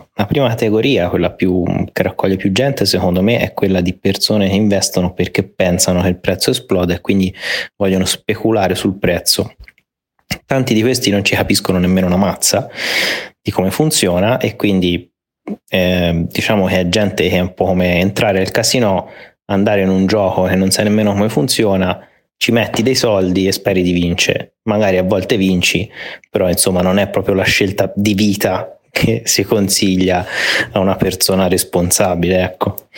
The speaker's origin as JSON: {"language": "Italian", "country": "Italy", "moved": "yes", "said": "siamo messi male"}